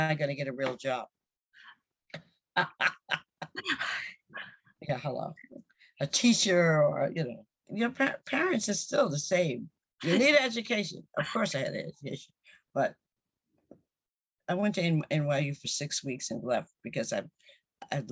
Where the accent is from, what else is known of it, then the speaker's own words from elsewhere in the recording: Westbury, New York, United States; I grew up in Westbury, Long Island